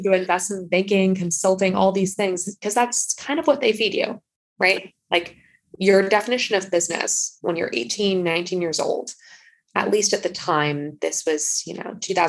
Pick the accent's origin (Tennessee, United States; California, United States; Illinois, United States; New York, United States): California, United States; San Mateo; From the SF Bay Area. I grew up on the peninsula in San Mateo, California. For those of you who don't know, it's kind of in between Stanford and San Francisco.